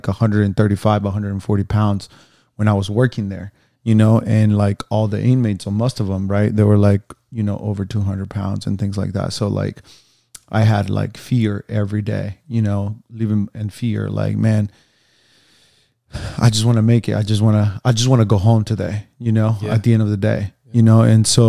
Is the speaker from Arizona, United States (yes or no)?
yes; Phoenix, Arizona, United States; now in Los Angeles, United States; I'm a personal trainer, and I'm from Phoenix, Arizona.